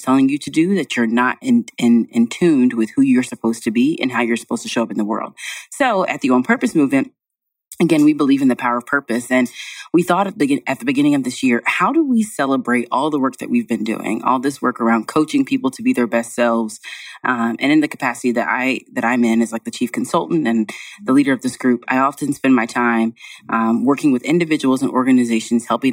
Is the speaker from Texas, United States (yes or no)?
yes; Denton, Texas, United States; I was born in Denton, Texas. So okay. North of Dallas.